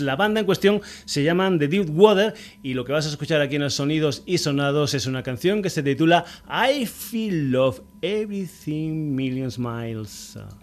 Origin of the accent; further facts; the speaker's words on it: Burguillos del Cerro, Extremadura, Spain; un dicho de mi tierra, de Extremadura. Yo soy de un pueblecito que se llama Burguillos del Cerro